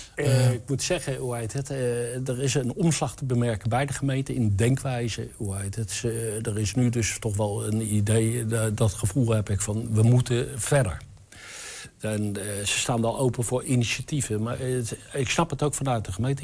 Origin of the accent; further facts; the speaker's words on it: western Netherlands, Netherlands; moved away as an adult; now in Enschede, Netherlands; Ik kom uit het Westen. ik ben dus een Westerling